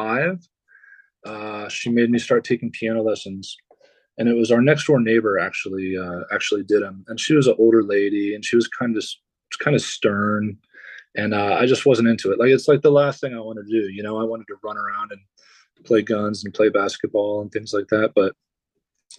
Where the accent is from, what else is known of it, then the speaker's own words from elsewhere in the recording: Dayton, Ohio, United States; I'm born and raised in Dayton, Ohio. It's where I live currently.